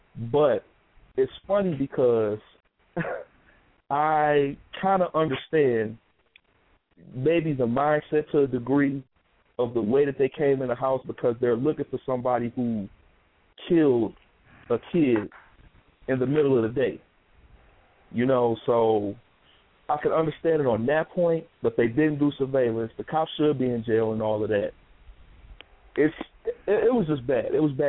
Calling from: Detroit, Michigan, United States; I'm calling from Detroit.

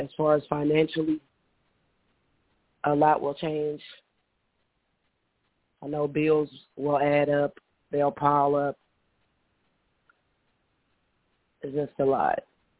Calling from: Illinois, United States; I'm calling from Illinois.

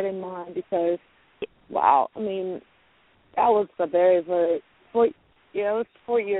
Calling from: Louisiana, United States; Louisiana? Mm-hmm.

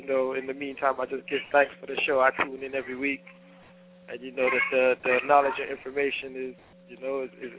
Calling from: Fort Lauderdale, Florida, United States; I'm calling from Fort Lauderdale.

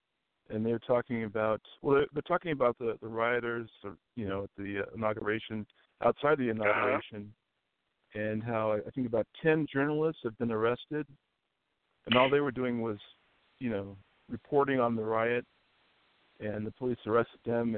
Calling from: California, United States; I'm calling from Regina, California.

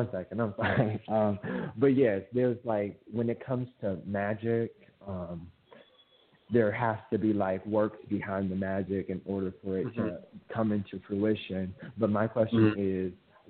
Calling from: Minneapolis, Minnesota, United States; I'm calling from Minneapolis, Minnesota.

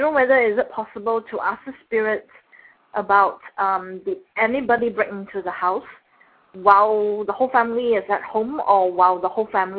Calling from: Singapore; I'm calling from Singapore.

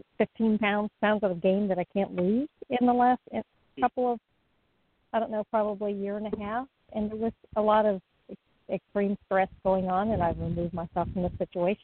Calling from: Florida, United States; I'm in Florida.

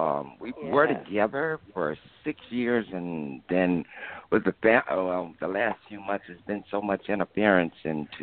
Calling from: Alabama, United States

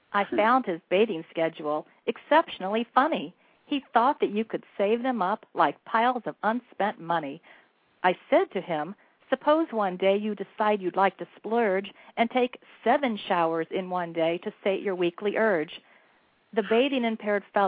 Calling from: Oviedo, Florida, United States; I'm calling from Oviedo, Florida.

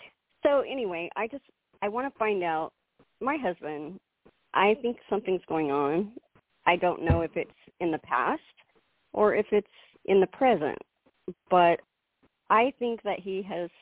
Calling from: Oklahoma, United States

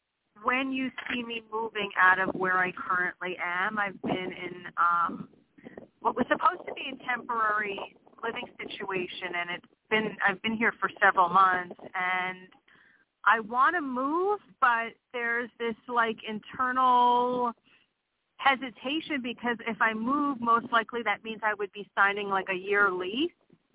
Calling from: Pennsylvania, United States

